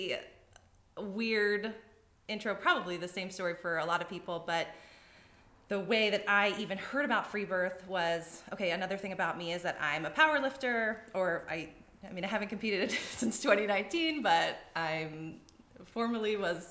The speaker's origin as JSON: {"language": "English", "region": "East Coast", "country": "United States", "moved": "as an adult", "lives_now": "Arizona, United States", "said": "I'm originally from the East Coast"}